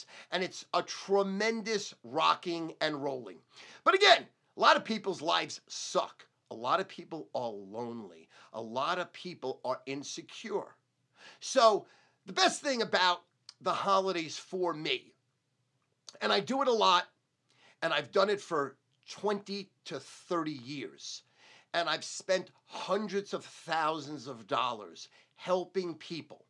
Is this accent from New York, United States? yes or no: yes; Brooklyn, Long Island, New York, United States; when I came from Brooklyn to Long Island, how I got beat up because I was a Jew